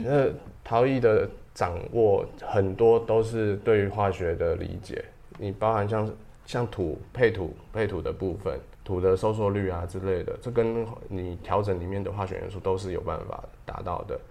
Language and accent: Chinese; Taiwan; 跟跟我们台湾的也是有不同的感觉